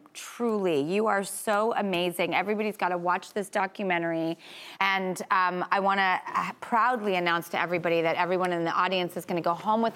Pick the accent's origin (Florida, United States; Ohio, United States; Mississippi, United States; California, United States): California, United States; West Hollywood; I am a California girl, and I'm literally, like, I'm a West Hollywood girl. I was born and raised in the 90046 area code